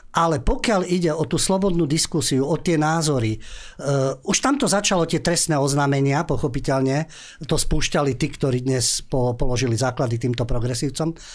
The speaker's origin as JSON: {"language": "Slovak", "country": "Slovakia", "said": "my Slováci"}